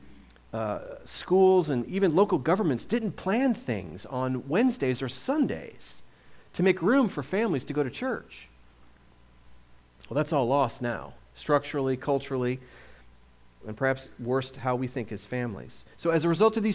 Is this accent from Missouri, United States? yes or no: yes; St. Louis, Missouri, United States; moved away; I usually say I'm from the St. Louis area because that's where I spent my childhood.